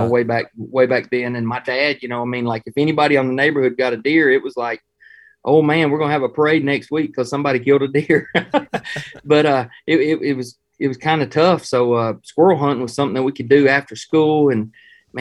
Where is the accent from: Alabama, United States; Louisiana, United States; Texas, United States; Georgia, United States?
Georgia, United States; Villa Rica; also born or lived in Ohio; I grew up in Villarica